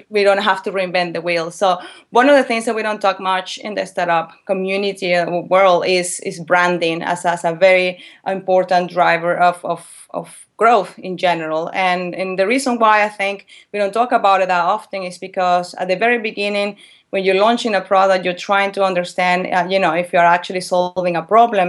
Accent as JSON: {"language": "English", "town": "Valencia", "region": "Carabobo", "country": "Venezuela", "also_born_or_lived": "England", "moved": "as an adult", "said": "I'm from Venezuela, a city, from a city called Valencia"}